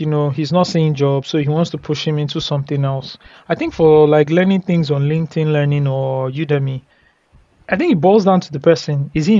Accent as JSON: {"language": "English", "town": "Aba", "region": "Abia", "country": "Nigeria", "tie": "born or raised there", "moved": "yes", "said": "Before I left the country 5 years ago, I grew up in Abba."}